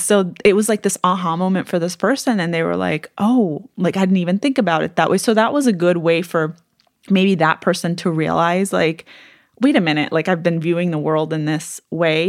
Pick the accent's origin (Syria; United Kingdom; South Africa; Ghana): Syria; I was from Syria